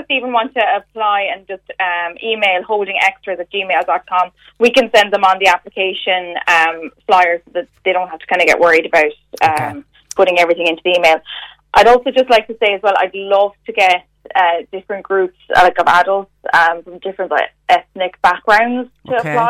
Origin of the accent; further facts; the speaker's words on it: Limerick, Munster, Ireland; Well, I'm actually from Limerick